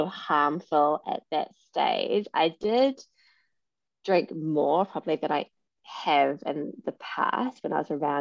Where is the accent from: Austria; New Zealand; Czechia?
New Zealand; moved away as an adult; also born or lived in London / Sydney; now in Brisbane, Australia; I'm originally from New Zealand. I lived in London for 9 years. Have settled in Australia